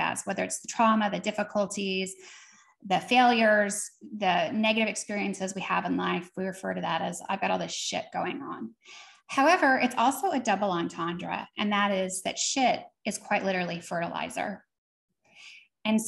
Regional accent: Seattle area, Washington, United States; also born or lived in East Coast; I was born on the East Coast, but we had moved to the Seattle area

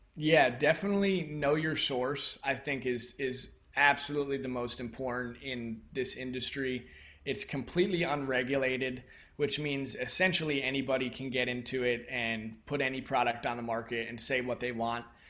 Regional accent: United States; growing up in the United States especially, we're a very mind-based culture

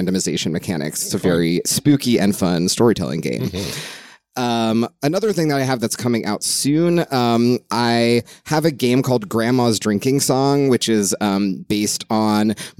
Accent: Los Angeles, California, United States; now in Brooklyn, United States; I live in Brooklyn, but I'm originally from Los Angeles

